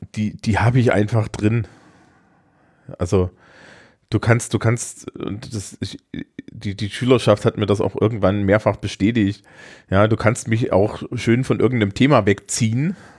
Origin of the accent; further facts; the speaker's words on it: Bavaria, Germany; bei uns in Bayern